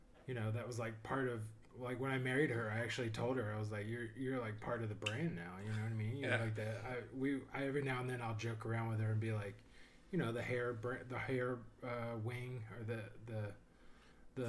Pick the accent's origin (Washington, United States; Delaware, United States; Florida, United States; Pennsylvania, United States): Florida, United States; I'm from Florida, so I'm in Nevada.